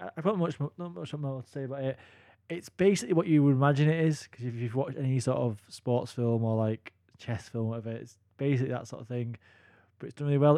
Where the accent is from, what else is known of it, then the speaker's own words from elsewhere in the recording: United Kingdom; as British guys